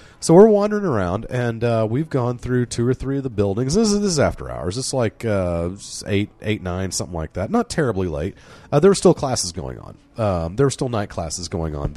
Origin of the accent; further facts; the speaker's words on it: College Town, Oklahoma, United States; we grew up in College Town